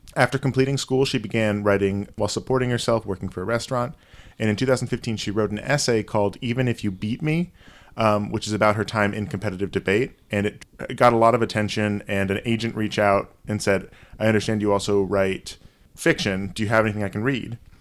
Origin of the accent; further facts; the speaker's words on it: New York, United States; I'm the New Yorker here